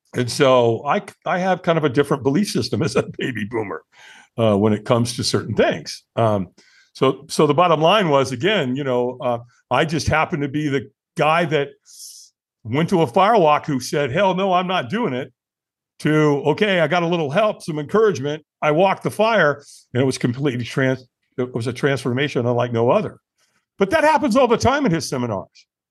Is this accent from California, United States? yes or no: yes; Long Beach, California, United States; also born or lived in Hollywood, California; I moved from Hollywood to Long Beach. And, and so Bob and Pat Albin raised me.